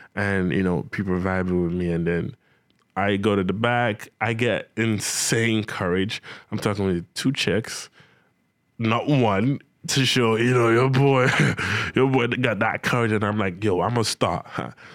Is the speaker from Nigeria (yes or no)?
yes; Nigeria; moved away as an adult; also born or lived in Benin City, Nigeria; now in Ontario, Canada; I was still back in Nigeria, my home country